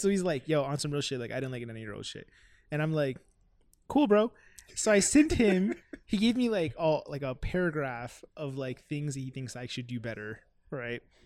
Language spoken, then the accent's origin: English; Miami, Florida, United States; I'm from Miami